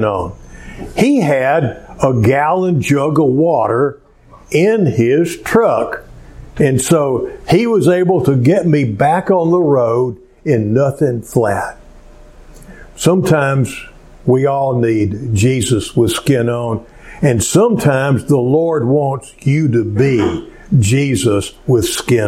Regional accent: Cleveland, Texas, United States; also born or lived in Spring, Texas; my hometown of Cleveland

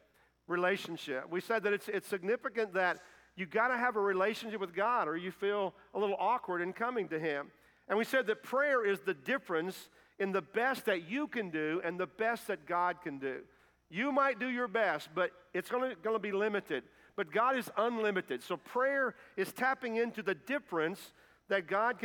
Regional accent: Kentucky, United States; moved away as an adult; also born or lived in Indiana; I'm not from Indiana. I'm from Kentucky, but I did mission work there for several years and got to come back home

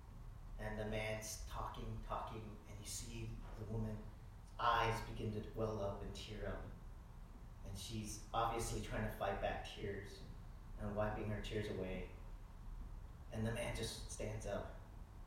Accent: the South, United States; I grew up in the South

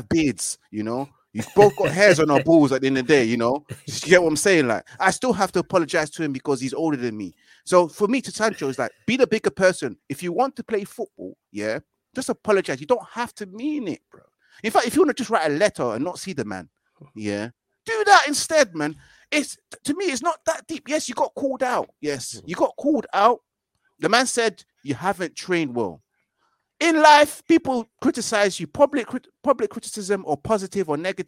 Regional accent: London, United Kingdom; I'm from Brits

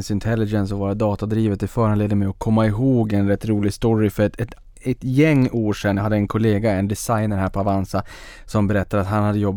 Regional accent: Sweden; Det är för dels som svensk så blir man stolt, ja. man tycker att det är lite häftigt

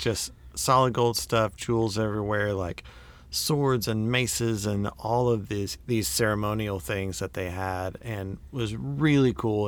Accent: United States; I'm an American

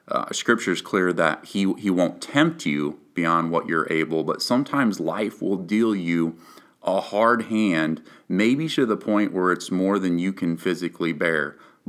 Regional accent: Rhinebeck, New York, United States; the entire town of Rhinebeck, where we lived at the time, that's my hometown, rallied around us

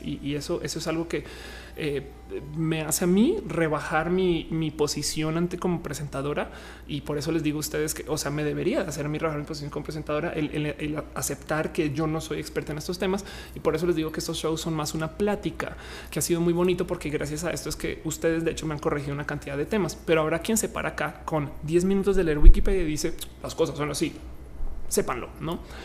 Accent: Colombia; now in Mexico; soy colombiana de paso, pero estoy en México

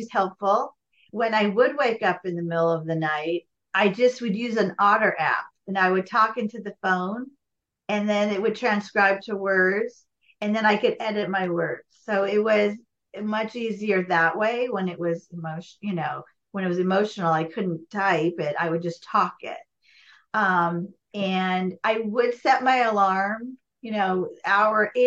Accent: Los Angeles, California, United States; now in Goleta, United States; growing up in the Valley. I was an 80s Valley girl

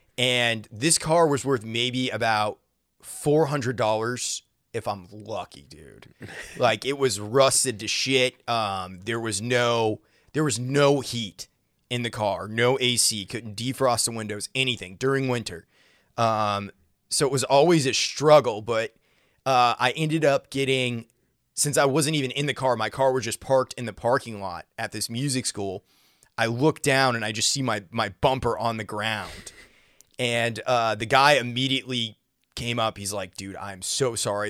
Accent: Maine, United States; now in Nashville, United States; I grew up in Maine

